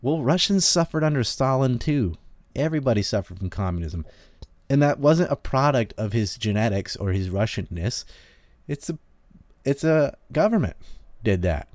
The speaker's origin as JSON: {"language": "English", "region": "the South", "country": "United States", "tie": "born or raised there", "moved": "yes", "lives_now": "Japan", "said": "I just happen to have been born in the South"}